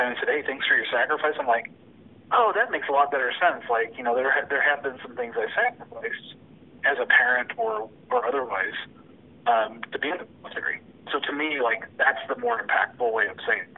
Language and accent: English; Mesa, Arizona, United States; Originally, I grew up in Mesa, Arizona, and I spent my entire childhood there